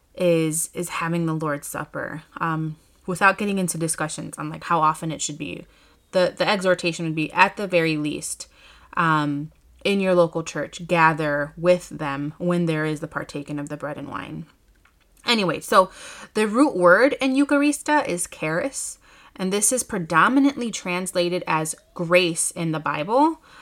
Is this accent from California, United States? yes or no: no; Chicago, Illinois, United States; here in my hometown in Chicago